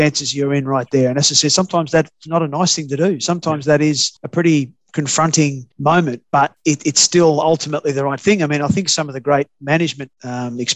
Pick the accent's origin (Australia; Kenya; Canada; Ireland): Australia; I'm an Australian still